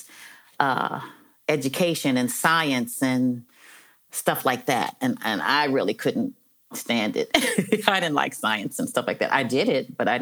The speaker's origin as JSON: {"language": "English", "town": "Los Angeles", "region": "California", "country": "United States", "tie": "born or raised there", "said": "I'm from Los Angeles originally. I was born in Los Angeles"}